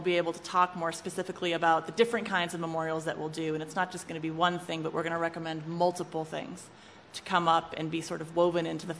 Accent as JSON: {"language": "English", "region": "West Coast", "country": "United States", "moved": "yes", "lives_now": "Charlottesville, United States", "said": "I'm from the West Coast. I went to William & Mary. I don't have deep Charlottesville ties. I did live here for a while"}